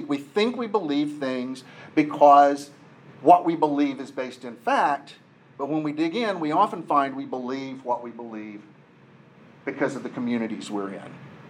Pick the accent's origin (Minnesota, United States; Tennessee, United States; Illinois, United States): Tennessee, United States; Nashville; I live in Nashville, mostly because I was born in Nashville. My family lives in Nashville.